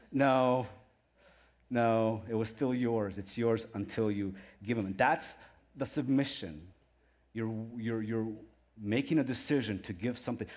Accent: Ukraine; moved away; I was born in Ukraine

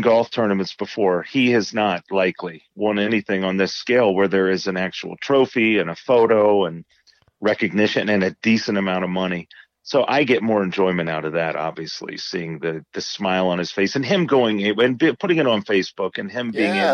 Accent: Indiana, United States; growing up in Indiana

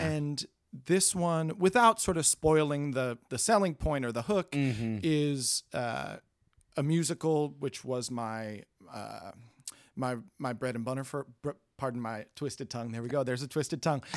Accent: New York, United States; now in Hollywood, United States; I'm from New York.

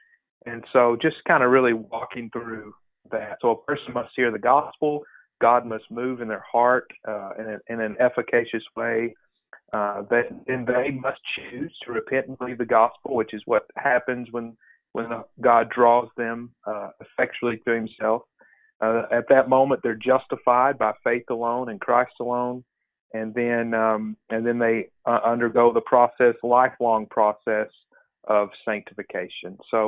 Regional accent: Perryville, Arkansas, United States; So I'm a pastor here in my hometown. in the big city of Perryville, Arkansas. And it's about 1,500 people.

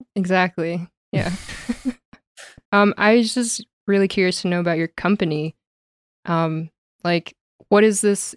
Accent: Calgary, Alberta, Canada; also born or lived in Toronto; I love being back home in Calgary

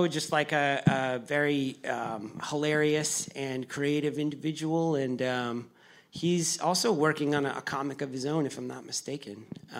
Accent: Merrimack, New Hampshire, United States; me and five other kids from my hometown, kids in their 30s, all of us in our 30s.

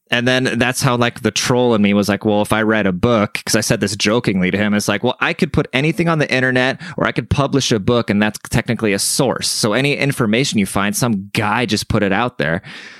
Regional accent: Germany; now in San Antonio, United States; I'm German, right? So I grew up in Germany. My family speaks German and everything, and I've never been around my people, like all besides when I lived in Germany. But as soon as I came to the States, I've never really been around Germans

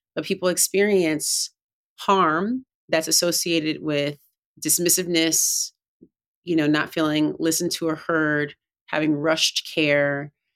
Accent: Oakland, California, United States; I grew up in Oakland, California

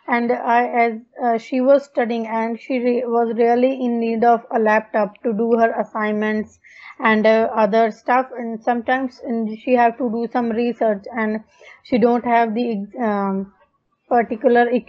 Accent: Punjab, India; English is a second language; now in Darwin, Australia; I'm basically from Punjab, India. Currently, I'm living in Darwin, Australia.

